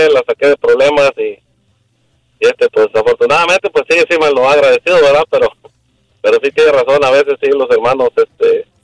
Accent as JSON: {"language": "Spanish", "region": "Michoacán", "country": "Mexico", "moved": "yes", "lives_now": "United States", "said": "somos de, México, de Michoacán."}